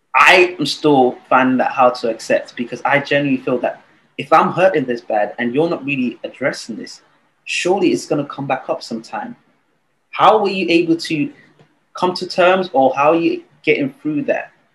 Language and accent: English; Nigeria; I was born and raised in Nigeria.